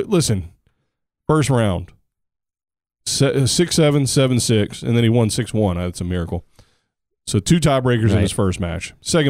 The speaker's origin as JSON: {"language": "English", "country": "United States", "said": "I'm such an American. I don't know anything about anywhere else but my home country and barely know anything about that."}